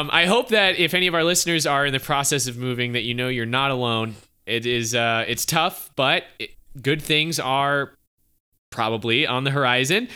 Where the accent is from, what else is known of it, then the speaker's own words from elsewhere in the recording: Easley, South Carolina, United States; also born or lived in Columbia, South Carolina; I was born and raised here. I'm from Easley, South Carolina.